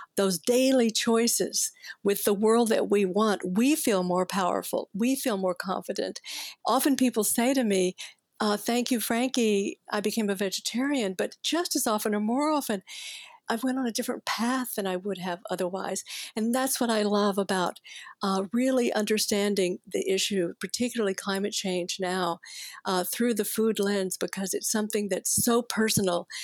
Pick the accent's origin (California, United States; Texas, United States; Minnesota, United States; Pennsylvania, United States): Texas, United States; Fort Worth; I grew up in Cowtown and I could almost smell the stockyards from where I lived, right? It was Fort Worth, Texas.